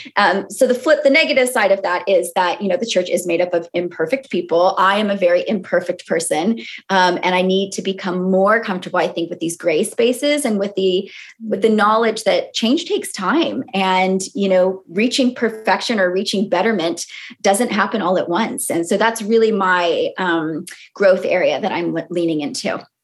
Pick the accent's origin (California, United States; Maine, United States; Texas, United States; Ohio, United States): California, United States; moved away as an adult; also born or lived in Boston; now in London, United Kingdom; I grew up in California